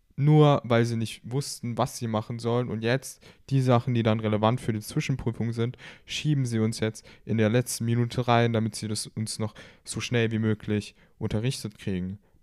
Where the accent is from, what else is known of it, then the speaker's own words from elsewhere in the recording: Baden-Württemberg, Germany; Ich komme auch aus Deutschland. Genauer gesagt kommen wir beide aus Baden-Württemberg.